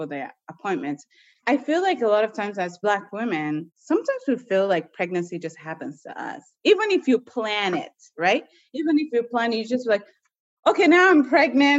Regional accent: United States; also born or lived in Nigeria; growing up in the States, going to nursing school

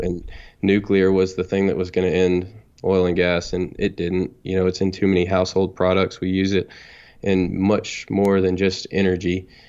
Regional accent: North Texas, United States; I'm from Texas. I'm twenty-nine years old. And I guess I grew up here in North Texas

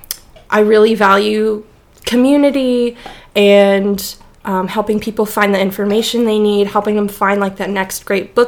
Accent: New England, United States; now in Texas, United States; I'm from New England originally

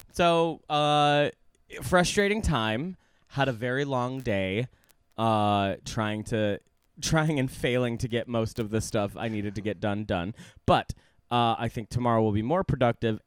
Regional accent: Guam; moved away; I was born on Guam

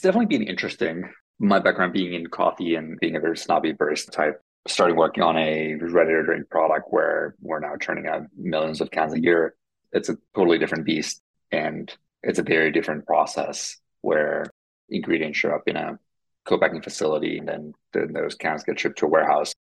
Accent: Finland; first language Finnish; English is a second language; moved away; Finnish, which is my first language

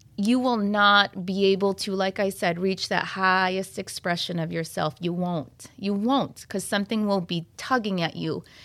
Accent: Troy, Michigan, United States; I'm from Troy, is where I stay.

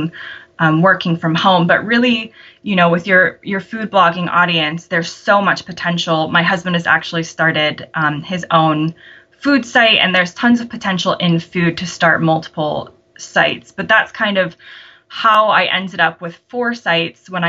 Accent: United States; moved away as an adult; now in United Kingdom; I live here now with my British husband, but am American, if your audience can't tell by my accent

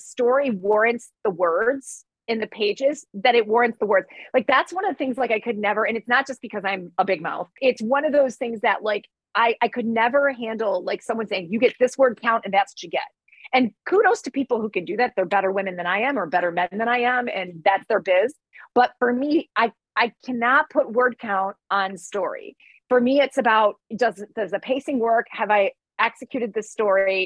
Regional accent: Detroit, Michigan, United States; I'm from Detroit

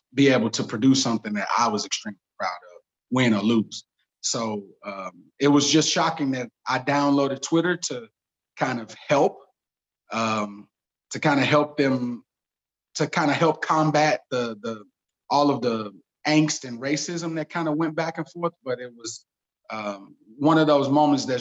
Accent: St. Louis, Missouri, United States; I'm from St. Louis, and St. Louis is very segregated

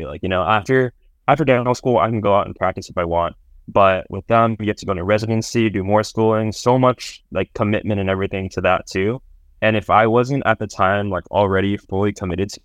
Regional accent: San Jose, California, United States; now in San Francisco, United States; I'm from San Jose, California

